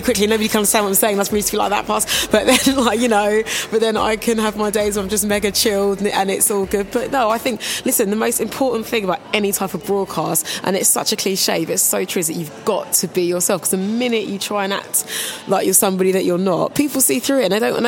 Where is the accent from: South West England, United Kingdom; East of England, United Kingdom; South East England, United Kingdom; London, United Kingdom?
London, United Kingdom; Kingston upon Thames; I'm from Kingston originally, and the local radio station at the time was called Thames FM